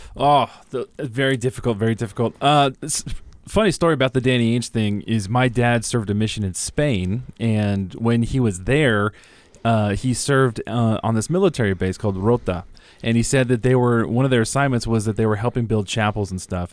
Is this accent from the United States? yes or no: yes; California, United States; moved away; growing up in California